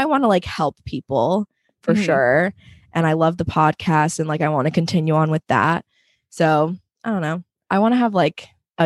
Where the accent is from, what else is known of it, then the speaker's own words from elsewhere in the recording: Allentown, Pennsylvania, United States; also born or lived in Queens, New York; now in Long Island, United States; I was born in Queens, but I always say that I'm from Allentown, Pennsylvania, because we moved there when I was in third grade. So I basically spent most of my life in Pennsylvania.